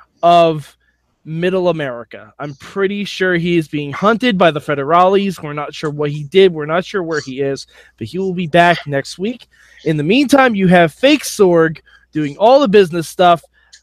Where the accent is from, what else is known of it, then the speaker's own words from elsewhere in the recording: Poughkeepsie, New York, United States; from Poughkeepsie, New York.